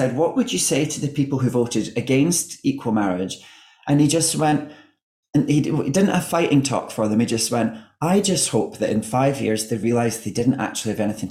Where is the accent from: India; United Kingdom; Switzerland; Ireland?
United Kingdom; Scotland; accent: Scottish; now in London, United Kingdom; my accent becomes less Scottish